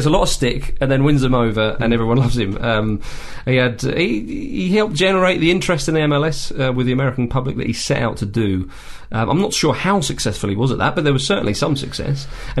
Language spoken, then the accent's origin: English; England, United Kingdom; we're English and he's English as well